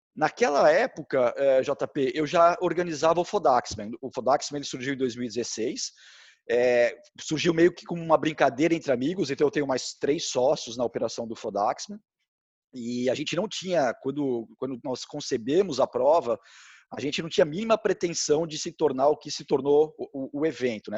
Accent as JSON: {"language": "Portuguese", "region": "São Paulo", "country": "Brazil", "tie": "born or raised there", "said": "eu sou de São Paulo, morava na Vila Mariana"}